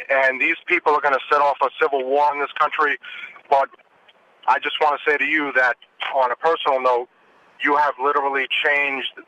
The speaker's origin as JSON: {"language": "English", "town": "New York City", "region": "New York", "country": "United States", "tie": "born or raised there", "moved": "as an adult", "lives_now": "Charlotte, United States", "said": "I grew up in the Bronx, New York, in New York City. I moved to Charlotte, North Carolina, because of a job opportunity, and I wanted to be free get out of the communist New York City."}